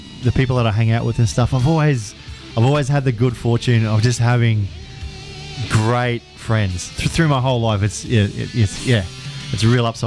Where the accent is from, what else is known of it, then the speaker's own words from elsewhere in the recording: Townsville, Queensland, Australia; Heatley High here in Townsville